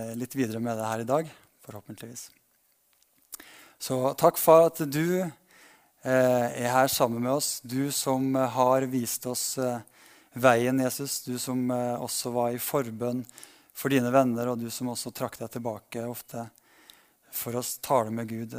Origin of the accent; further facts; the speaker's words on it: Berkåk, Trøndelag, Norway; now in Ålgård, Norway; lot oss vokse opp et lite sted som heter Berkåk i Sør-Trøndelag